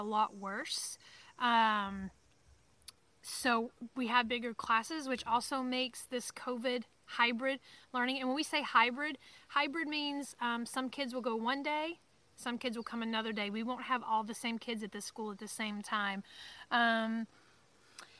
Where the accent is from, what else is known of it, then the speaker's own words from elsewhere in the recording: Alabama, United States; moved away; I am from Alabama